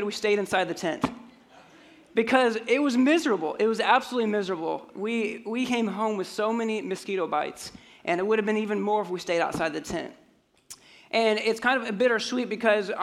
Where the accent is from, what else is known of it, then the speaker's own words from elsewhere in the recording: Colorado, United States; moved away; I grew up in Colorado